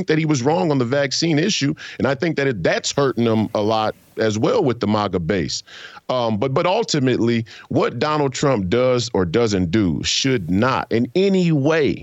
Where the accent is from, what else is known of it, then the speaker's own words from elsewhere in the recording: United States; I, as an American citizen